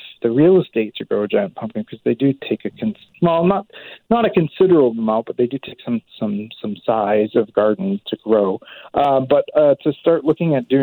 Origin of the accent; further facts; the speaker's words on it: Maine, United States; now in Burnaby, Canada; I'm originally from Maine in the U.S.